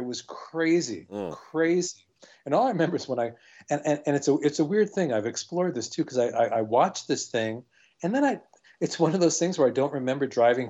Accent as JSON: {"language": "English", "town": "New York City", "region": "New York", "country": "United States", "tie": "born or raised there", "said": "This is growing up in Brooklyn."}